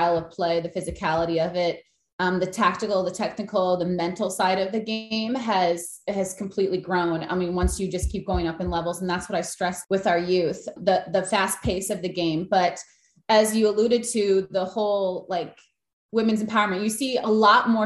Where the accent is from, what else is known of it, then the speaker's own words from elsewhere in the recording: Green Bay, Wisconsin, United States; I grew up in Green Bay, which is not really a soccer city